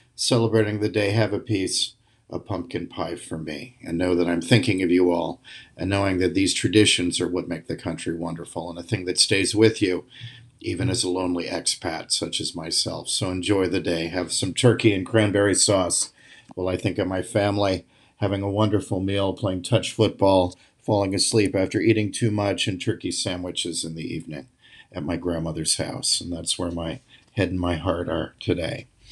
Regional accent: United States; also born or lived in The Hague, Netherlands; as an American used to open spaces

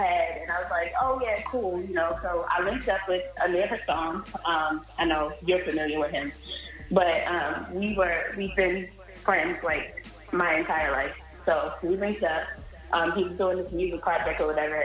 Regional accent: Baltimore, Maryland, United States; I'm from Baltimore, Maryland

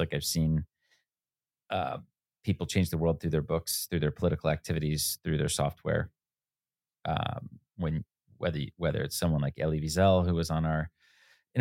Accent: United States; 15 year old kid growing up outside New York City

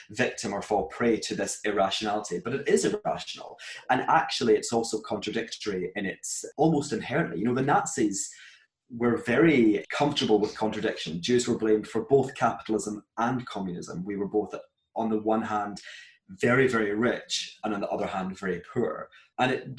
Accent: Glasgow, Scotland, United Kingdom; moved away as an adult; now in Hong Kong, China; I was raised in Glasgow, Scotland, which is a very small, as I said, very Zionist, very proudly Jewish community

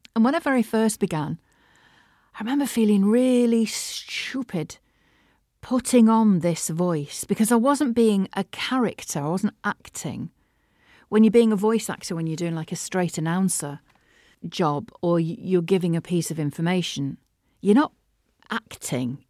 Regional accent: Manchester, North West England, United Kingdom; accent: northern; also born or lived in London; I'm from Manchester

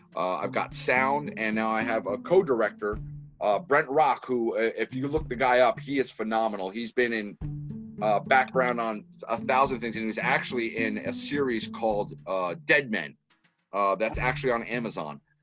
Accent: Massachusetts, United States; now in Texas, United States; I was born in Massachusetts. I don't try and tell a lot of people that because you know I'm in the South

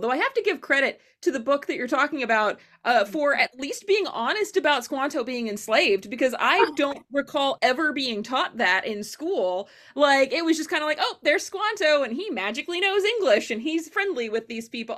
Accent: Fort Smith, Arkansas, United States; Fort Smith public schools were not that great. I grew up in Arkansas

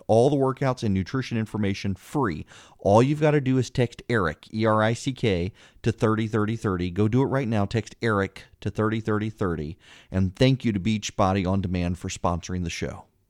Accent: Louisiana, United States; now in Georgia, United States; I'm from Louisiana

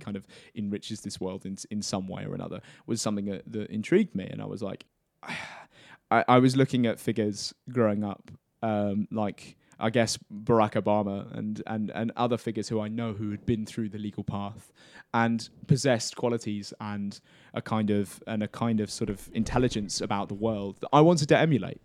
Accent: Cambridgeshire, East of England, United Kingdom; also born or lived in Essex; I'm from Essex originally, um, was born and raised in, in Cambridgeshire

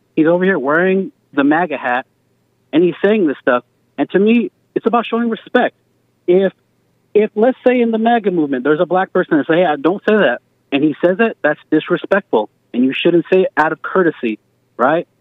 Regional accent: Albuquerque, New Mexico, United States; I'm from Albuquerque, New Mexico, and the predominant majority is brown people.

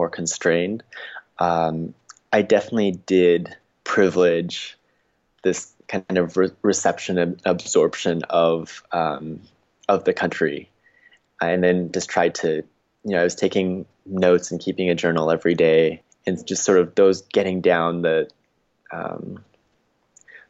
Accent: United States; growing up in the States

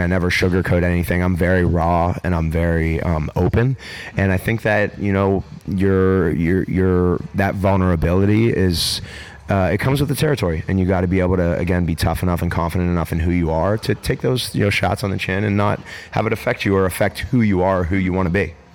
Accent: Pittsburgh, Pennsylvania, United States; growing up in Pittsburgh, Pennsylvania

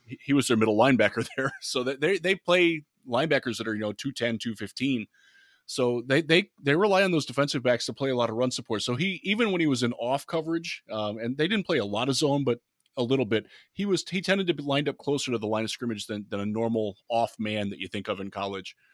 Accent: Cleveland, Ohio, United States; I grew up in Cleveland as a Lions fan

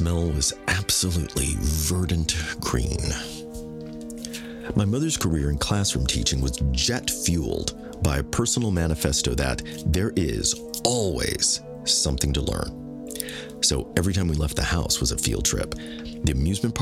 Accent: United States; I'm not from a piece of land far away on the globe that represents my heritage. Instead, the actions of others constructed my homeland on this soil

